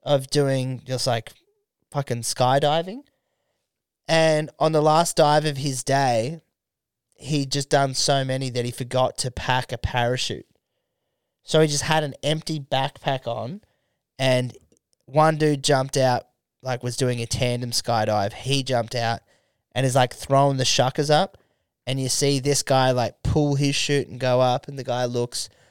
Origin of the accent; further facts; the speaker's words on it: Australia; as an Australian